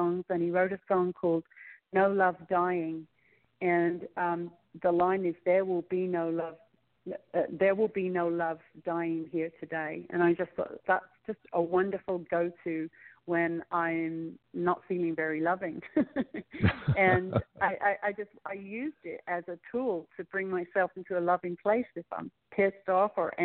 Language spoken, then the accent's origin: English; London, United Kingdom; moved away; We had three gigs in London, and I'm actually planning a trip to go back to plan another trip there, because we had such a good response, and it's my hometown